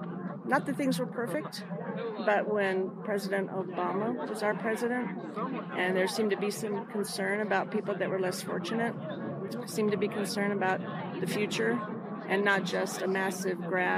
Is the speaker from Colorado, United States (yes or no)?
yes; Denver, Colorado, United States; I'm from Denver.